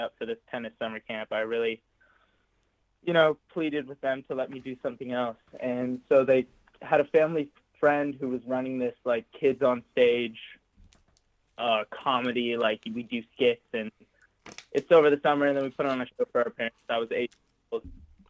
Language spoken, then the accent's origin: English; Santa Monica, California, United States; I was born and raised in Santa Monica, California.